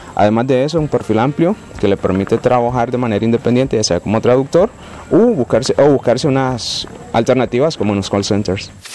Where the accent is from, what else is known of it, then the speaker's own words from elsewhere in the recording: Nicaragua; soy de Nicaragua